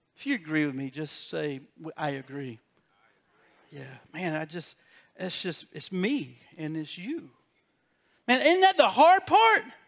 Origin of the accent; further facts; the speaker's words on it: South Carolina, United States; I got a South Carolina education